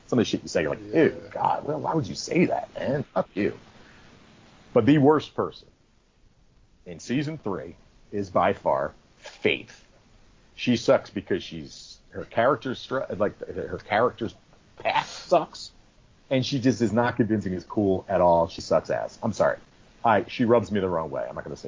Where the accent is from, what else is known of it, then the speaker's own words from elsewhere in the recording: Boston, Massachusetts, United States; I'm from Boston. This is how people from Boston talk.